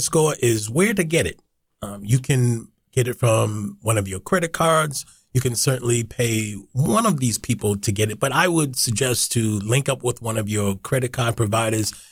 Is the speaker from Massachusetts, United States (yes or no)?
yes; Boston, Massachusetts, United States; I'm born and raised in Boston